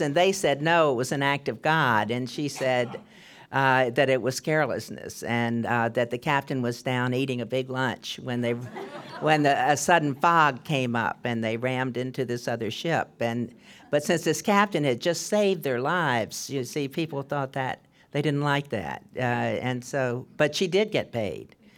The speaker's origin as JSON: {"language": "English", "region": "Maryland", "country": "United States", "moved": "yes", "lives_now": "California, United States", "said": "I'm from Maryland"}